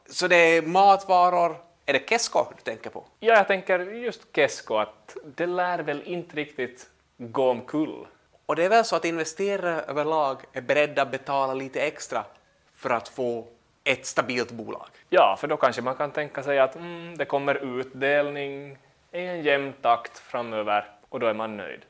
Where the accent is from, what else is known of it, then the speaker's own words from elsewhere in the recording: Pedersöre, Ostrobothnia, Finland; vi hemma i Pedersöre